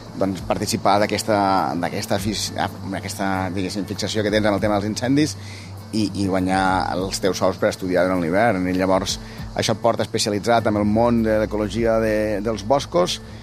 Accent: Tivissa, Catalonia, Spain; jo vaig néixer i visc a Terres de l'Ebre, i hi ha un poble que es diu Tivissa

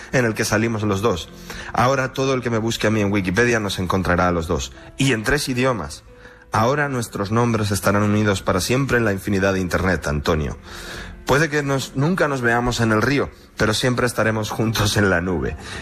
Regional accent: Uruguay; now in Madrid, Spain; jo soc d'Uruguai

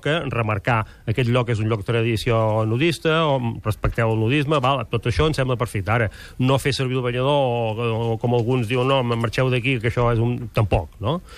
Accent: Girona, Catalonia, Spain; jo sóc de Girona

